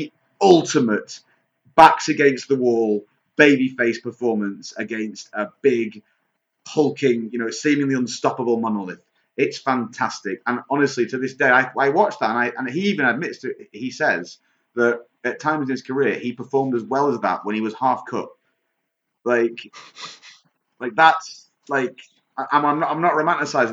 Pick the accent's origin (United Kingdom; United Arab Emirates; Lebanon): United Kingdom; the north of England; also born or lived in Manchester; I'm certainly not Irish. I'm Northern English